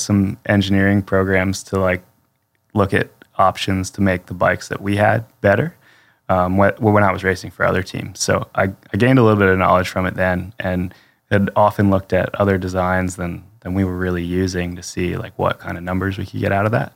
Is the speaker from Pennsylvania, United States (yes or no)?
yes; Pennsylvania, United States; I'm from Pennsylvania